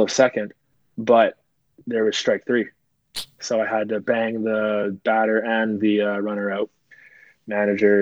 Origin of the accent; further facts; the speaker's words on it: Vancouver, British Columbia, Canada; I'm from Vancouver. I'm from BC